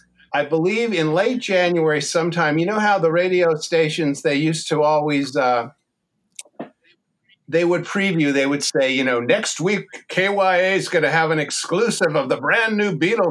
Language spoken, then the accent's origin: English; San Francisco Bay Area, California, United States; now in Pasadena, United States; I grew up in the San Francisco Bay Area